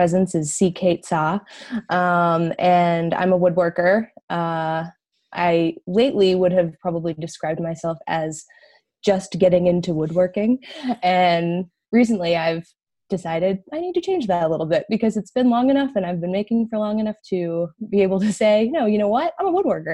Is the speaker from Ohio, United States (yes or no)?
yes; Cleveland, Ohio, United States; moved away as an adult; now in Massachusetts, United States; I grew up in a western suburb of Cleveland.